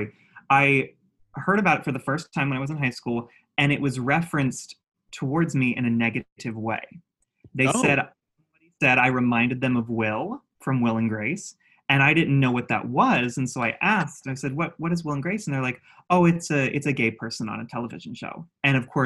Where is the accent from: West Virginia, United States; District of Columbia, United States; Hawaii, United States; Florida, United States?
West Virginia, United States; Ravenswood; moved away; Little town of less than 4,000 people in West Virginia called Ravenswood